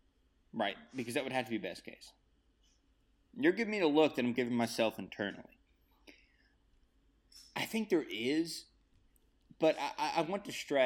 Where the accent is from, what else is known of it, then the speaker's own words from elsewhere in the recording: Bay City, United States; I'm from Bay City.